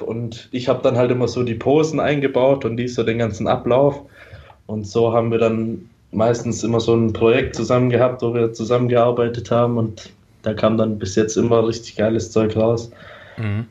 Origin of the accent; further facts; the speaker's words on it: Stuttgart, Baden-Württemberg, Germany; Ich bin aus Stuttgart.